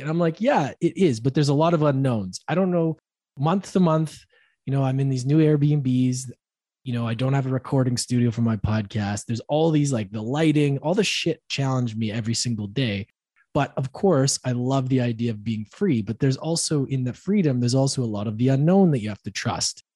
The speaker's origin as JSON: {"language": "English", "town": "Edmonton", "region": "Alberta", "country": "Canada", "tie": "born or raised there", "said": "I ended up back in my hometown Edmonton"}